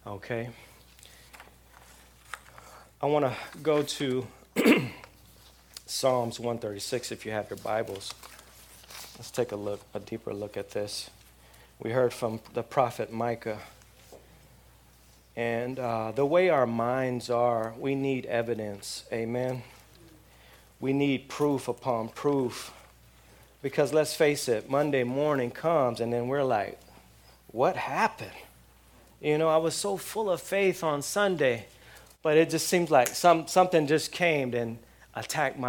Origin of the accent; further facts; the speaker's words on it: outside of L.A., Southern California, United States; now in South Florida, United States; I'm in South Florida now, but I grew up in Southern California. And living in Southern California, living outside of L.A.